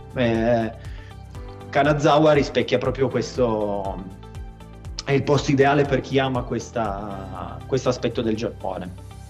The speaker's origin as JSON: {"language": "Italian", "town": "Turin", "region": "Piedmont", "country": "Italy", "tie": "born or raised there", "said": "sono di Torino, nato e vivo a Torino"}